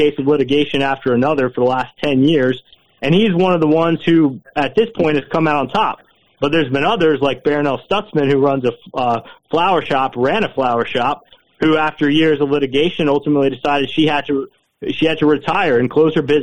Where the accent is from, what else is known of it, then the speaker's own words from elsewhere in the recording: Matthews, North Carolina, United States; I grew up in the Matthews Weddington area, and I went to high school in Indian Trail, North Carolina